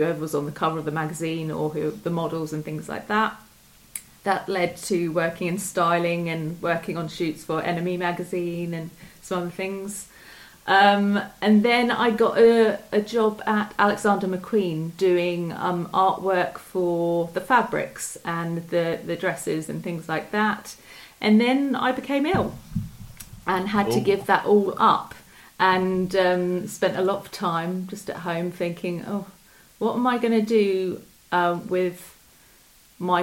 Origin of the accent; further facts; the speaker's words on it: Chertsey, South East England, United Kingdom; also born or lived in Southampton; I was born in Chertsey, and I've grown up in Surrey